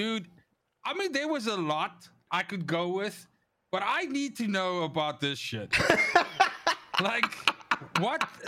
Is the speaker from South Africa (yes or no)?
yes; South Africa; as a South African